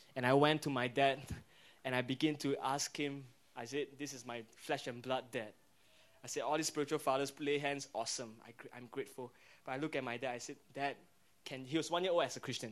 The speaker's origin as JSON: {"language": "English", "country": "Singapore"}